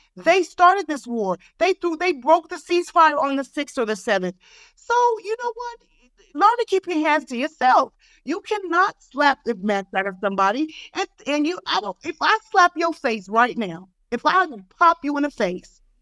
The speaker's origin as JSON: {"language": "English", "country": "United States", "moved": "as an adult", "lives_now": "Israel", "said": "I'm American"}